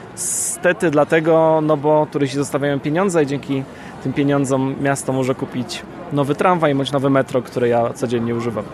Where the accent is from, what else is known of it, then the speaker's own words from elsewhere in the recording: Gdańsk, Pomeranian Voivodeship, Poland; ja jestem z Gdańska, u nas nie ma rynków